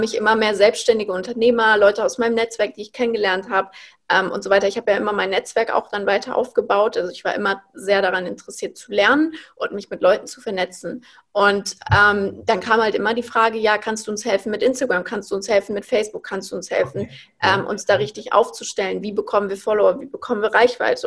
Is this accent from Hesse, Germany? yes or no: yes; Frankfurt, Hesse, Germany; moved away as an adult; now in Berlin, Germany; Ich wohne aktuell in Berlin. Ich bin aufgewachsen in Frankfurt.